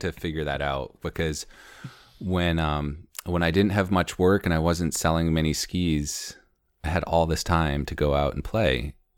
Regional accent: Conway, New Hampshire, United States; also born or lived in Maine / San Diego / Baja / Madison, New Hampshire; I grew up in Conway

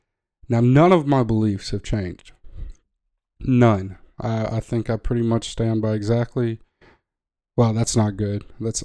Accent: the South, United States; I grew up in the South, in America.

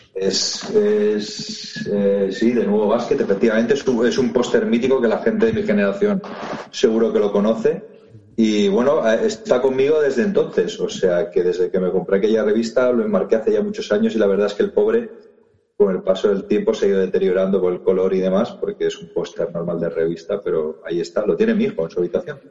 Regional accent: Barcelona, Catalonia, Spain; Yo soy de Barcelona y con 8 o 10 años empecé a jugar a fútbol en Martinenc, que lo tenía bastante cerca de casa

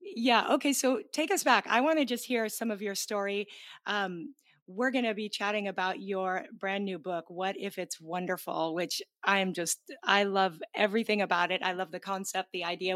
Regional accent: Pacific Northwest, Seattle area, Washington, United States; moved away; We're both from the Pacific Northwest, the Seattle

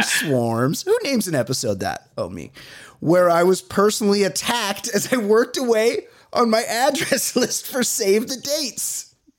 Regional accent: Costa Mesa, California, United States; I grew up in Costa Mesa

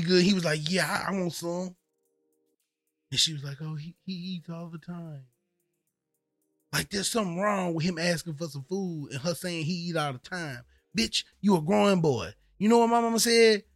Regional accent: the South, United States; moved away; I grew up in the South

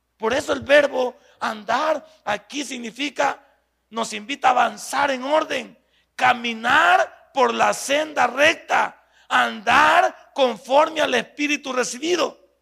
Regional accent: El Salvador

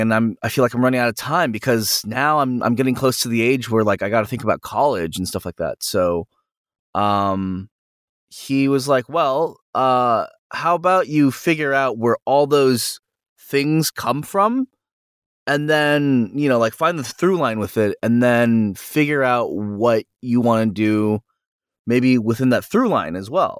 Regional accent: San Jose, California, United States; I'm from NorCal and I'm from San Jose

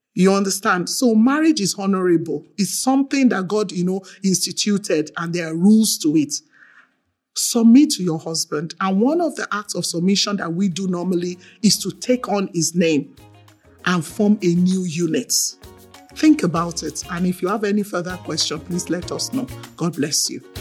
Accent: Nigeria; I'm from Nigeria

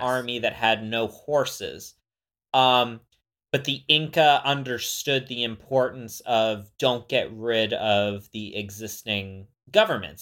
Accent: West Coast of Florida, United States; moved away as an adult; also born or lived in Montana; I'm from the West Coast of Florida.

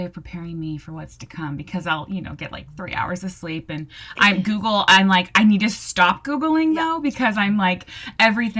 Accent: Southern California, United States; now in New Jersey, United States; I'm born and raised in Southern California. And I live in New Jersey now

